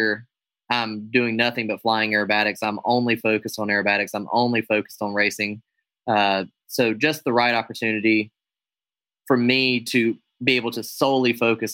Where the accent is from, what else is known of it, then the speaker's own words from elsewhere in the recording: United States; I'm an American aerobatic air show pilot